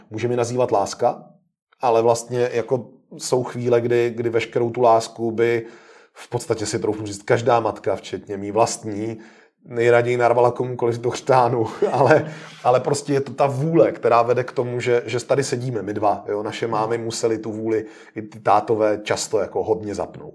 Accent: Czechia; u nás v Čechách

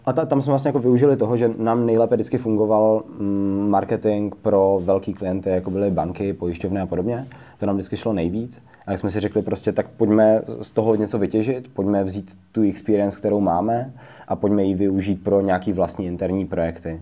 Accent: Třinec, Moravian-Silesian Region, Czechia; now in Prague, Czech Republic; vývářský tým jsme založili spolu s mým společníkem Davidem Hotařem v Třinci, odkud oba dva vlastně pocházíme

